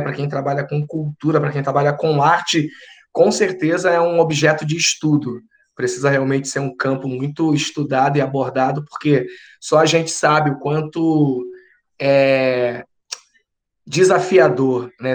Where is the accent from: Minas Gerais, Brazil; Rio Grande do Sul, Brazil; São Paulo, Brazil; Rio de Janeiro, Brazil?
Rio de Janeiro, Brazil; sou carioca